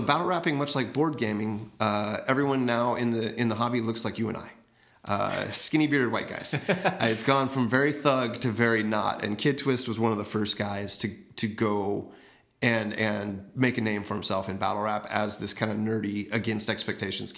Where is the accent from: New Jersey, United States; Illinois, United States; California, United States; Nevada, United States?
California, United States; Oakland; I grew up in the Oakland area